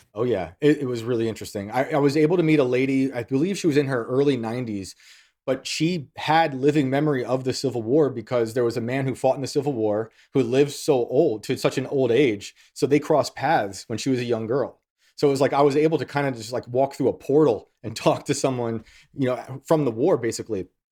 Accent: West Point, New York, United States; accent: Yankee; I grew up in West Point

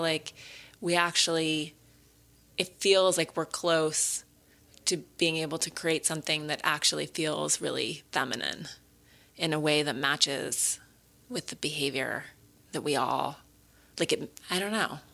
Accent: Montana, United States; growing up in Montana

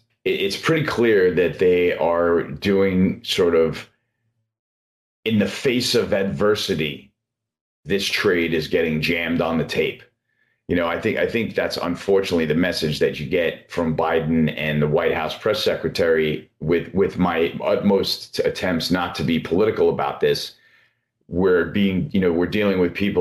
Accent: United States; as an American

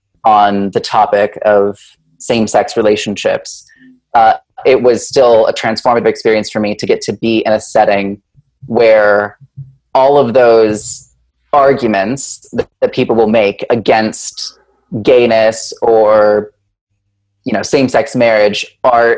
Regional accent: Wichita, Kansas, United States; I was born and raised in Wichita, Kansas, in a conservative Presbyterian church there

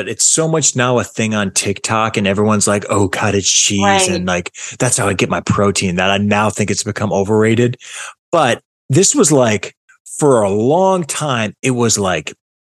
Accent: Massachusetts, United States; I grew up in Massachusetts and my mom used to take me and my sisters to the magic pan at the mall.

